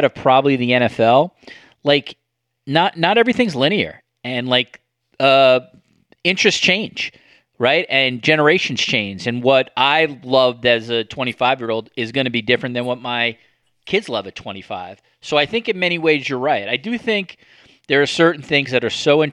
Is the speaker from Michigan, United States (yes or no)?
no; New York City, New York, United States; I grew up in New York City